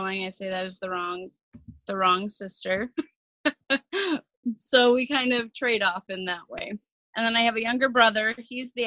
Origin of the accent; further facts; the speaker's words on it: Cottage Grove, Minnesota, United States; I grew up here in Minnesota, not far from St. Paul, in a suburb called Cottage Grove